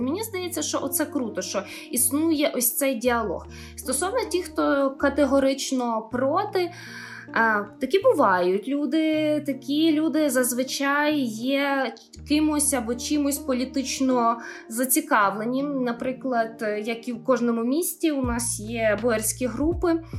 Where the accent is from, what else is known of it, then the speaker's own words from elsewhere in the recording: Boyarka, Kyiv Oblast, Ukraine; люди з мого рідного міста